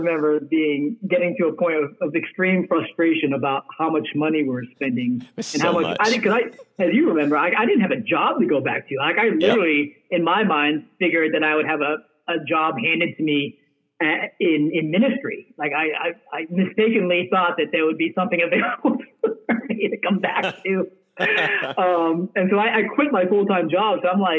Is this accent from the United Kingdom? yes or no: yes; United Kingdom; I obviously, being a British citizen, I was able to go with my, my red passport or whatever and go through just fine.